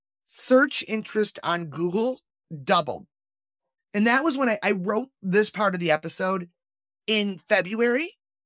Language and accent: English; Chicago, Illinois, United States; I'm a Chicagoan. I'm not going to take an insult at our pizza.